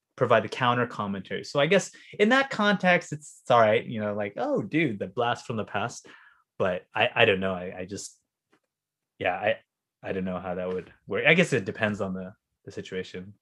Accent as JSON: {"language": "English", "country": "United States", "tie": "born or raised there", "said": "I grew up in New York Beach, right? Super white."}